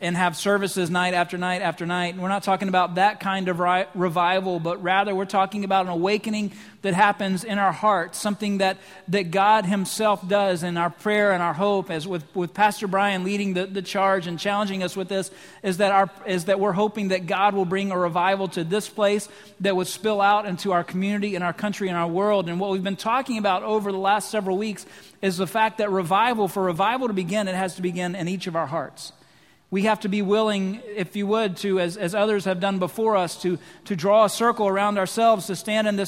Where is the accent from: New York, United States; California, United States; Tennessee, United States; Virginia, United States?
Virginia, United States; Lynchburg; moved away; my hometown, Lynchburg, Virginia